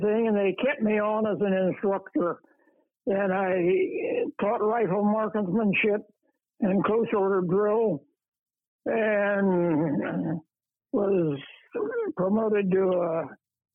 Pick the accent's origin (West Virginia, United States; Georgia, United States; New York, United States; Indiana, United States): Indiana, United States; Waterloo; I grew up in Waterloo, Indiana